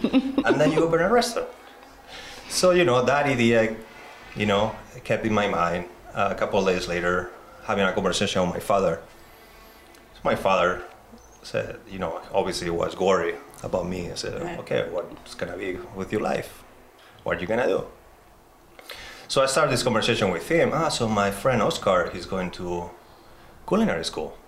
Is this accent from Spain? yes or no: yes; Spain; moved away; I'm from Spain